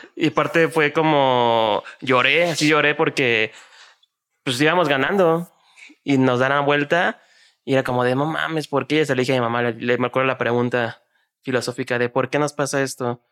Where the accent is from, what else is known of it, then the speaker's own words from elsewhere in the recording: Mexico City, Mexico; also born or lived in Xalapa, Veracruz; sí soy jarocho porque nací en Jalapa, en Veracruz, pero pues en realidad nunca vivía allá. Entonces más chilango que jarocho